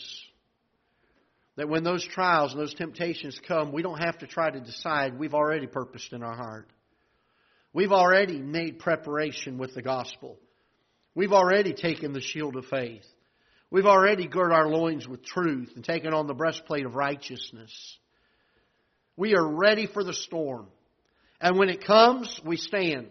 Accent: South Florida, United States; now in Festus, United States; I'm from South Florida

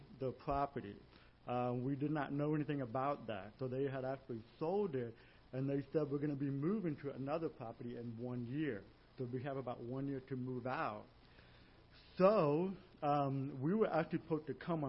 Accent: De Soto, Missouri, United States; moved away as an adult; now in Brazil; I'm actually from DeSoto, Missouri

